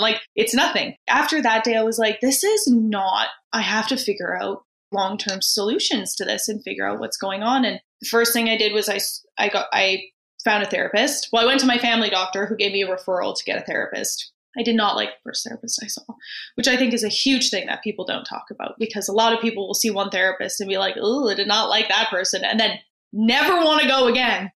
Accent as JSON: {"language": "English", "town": "Vancouver", "region": "British Columbia", "country": "Canada", "said": "I am from Vancouver"}